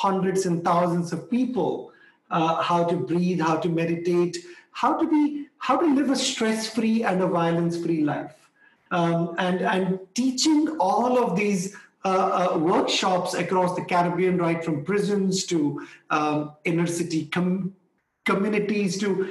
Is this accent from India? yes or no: yes; India; also born or lived in Delhi, India; I was born in India